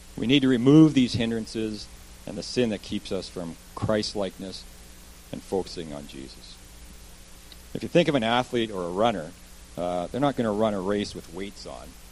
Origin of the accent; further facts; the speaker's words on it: Kelowna, British Columbia, Canada; also born or lived in Vancouver, Canada; I actually grew up as a child here in Kelowna, so lived a lot of my life here.